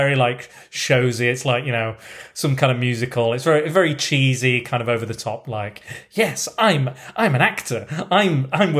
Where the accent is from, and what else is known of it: United Kingdom